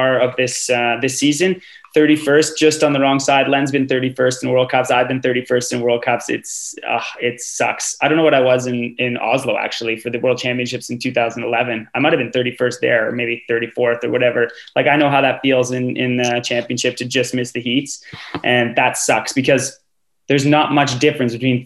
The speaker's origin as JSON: {"language": "English", "country": "Canada", "said": "As a Canadian fan and like a real hometown or like homer"}